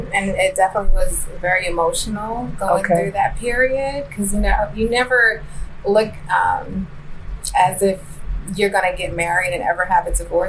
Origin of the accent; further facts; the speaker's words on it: Woodbridge, Virginia, United States; also born or lived in Manhattan, New York City; born in Manhattan, Harlem Hospital. Raised majority of my life in Woodbridge, Virginia.